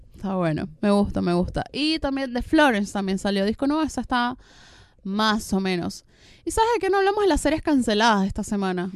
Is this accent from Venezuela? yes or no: yes; Venezuela; now in Argentina; yo que soy venezolana